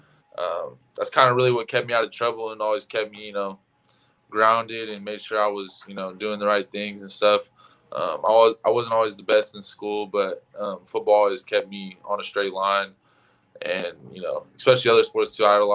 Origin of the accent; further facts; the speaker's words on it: Sacramento, California, United States; moved away as an adult; also born or lived in Dixon, California; now in Eugene, United States; I grew up in like Northern California. I was born in Sacramento. I ended up moving to a little small town called Dixon, California, right next to UC Davis